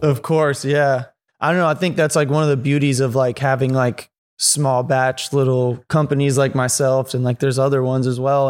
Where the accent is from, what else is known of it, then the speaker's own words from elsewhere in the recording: San Antonio, Texas, United States; moved away as an adult; also born or lived in Chicago, Illinois; now in San Francisco Bay Area, United States; I moved to the Bay from San Antonio, Texas. I was born in Chicago. I lived there till I was eight